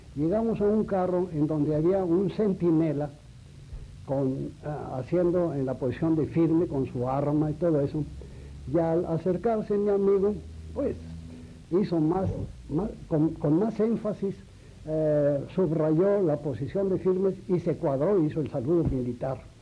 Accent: Aguascalientes, Mexico; moved away; also born or lived in Mexico City; varias casas ocupamos en toda la, estancia de mi vida en Aguascalientes hasta el año de 1917 en que yo dejé eh, mi tierra, dejé Aguascalientes para venir a la capital

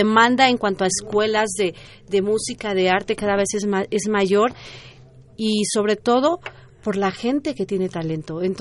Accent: Mexico; yo creo que nos debe de enorgullecer como mexicanos, porque el trabajo que tienen, cada prenda es impresionante, ¿no?

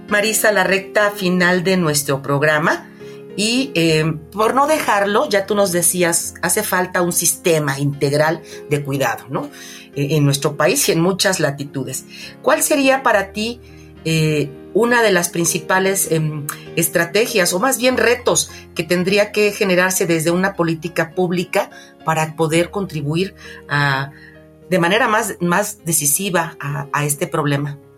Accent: Mexico; nosotros como población mexicana

